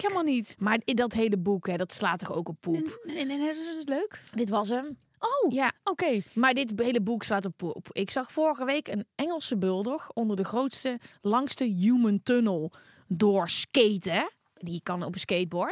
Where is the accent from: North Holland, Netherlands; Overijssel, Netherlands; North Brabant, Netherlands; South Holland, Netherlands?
North Holland, Netherlands; Volendam; ik kom toch uit Volendam.